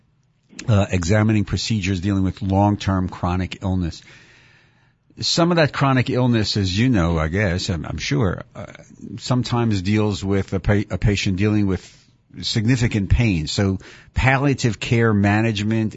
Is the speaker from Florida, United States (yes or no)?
no; Philadelphia, Pennsylvania, United States; I grew up in Mount Airy in Philly